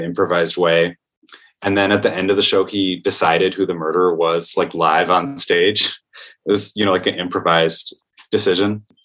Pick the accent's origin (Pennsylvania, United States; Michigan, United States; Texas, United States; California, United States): Michigan, United States; Comstock Park; moved away as an adult; now in New York, United States; I'm from a town called Comstock Park, which is right outside Grand Rapids